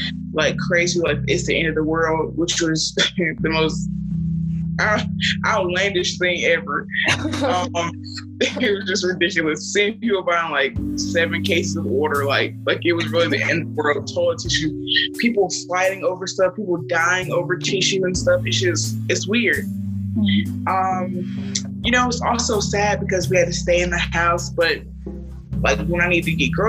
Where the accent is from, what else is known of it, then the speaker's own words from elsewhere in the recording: Durham, North Carolina, United States; I am from Durham, North Carolina